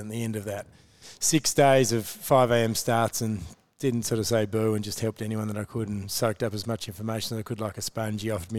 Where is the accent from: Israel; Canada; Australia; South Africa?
Australia; Hobart, Tasmania; moved away as an adult; now in Melbourne, Australia; I came across from Hobart to Melbourne to study exercise science, and at the end I worked in the university gym and a YMCA gym instructing